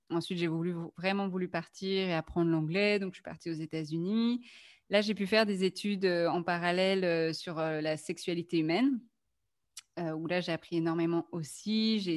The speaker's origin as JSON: {"language": "French", "country": "France", "moved": "yes", "lives_now": "Belgium", "said": "je suis française"}